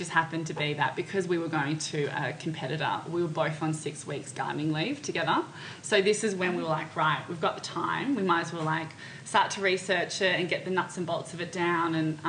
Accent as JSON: {"language": "English", "country": "Australia", "said": "we're two girls from Australia."}